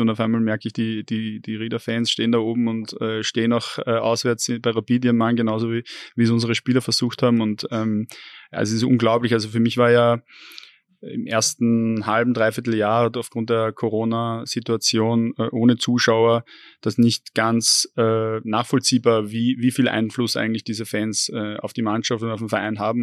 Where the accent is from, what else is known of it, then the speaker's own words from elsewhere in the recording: Vienna, Austria; moved away as an adult; also born or lived in Upper Austria; als äh, gebürtigen Wiener